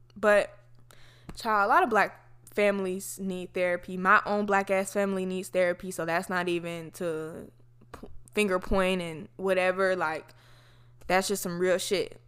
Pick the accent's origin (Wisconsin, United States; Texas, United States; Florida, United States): Florida, United States; I'm from Florida, so a lot of people that I know come from black Southern families